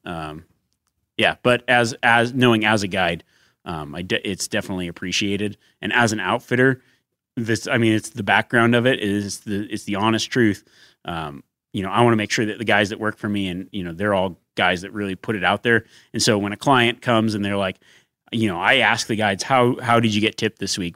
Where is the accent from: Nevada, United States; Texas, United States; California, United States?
Nevada, United States; growing up in Nevada